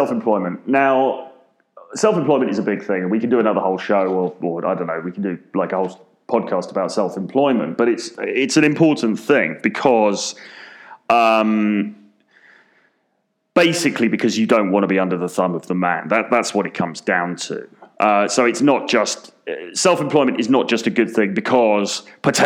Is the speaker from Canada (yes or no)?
no; London, United Kingdom; I'm from London, very expensive city